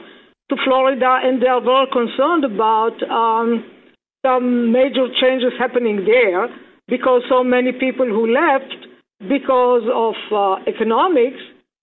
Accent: Israel; now in United States; I mean, I came from Israel, and what is happening there, they are very similar to what's happening here.

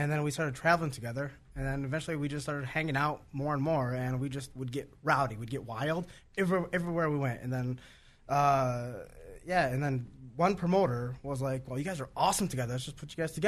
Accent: Dearborn, Michigan, United States; I'm from Dearborn

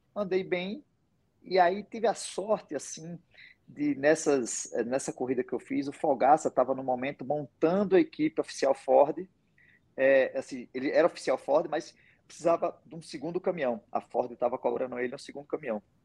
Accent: Pernambuco, Brazil; sendo pernambucano

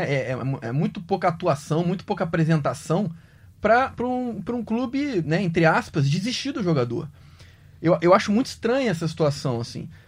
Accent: Resende, Rio de Janeiro, Brazil

